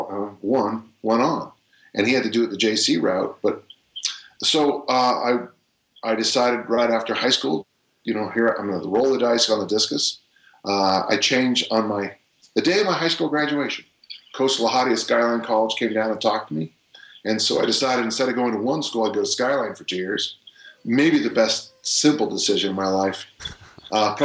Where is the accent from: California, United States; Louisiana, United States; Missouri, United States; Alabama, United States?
California, United States; South San Francisco; I was born and raised in South San Francisco, California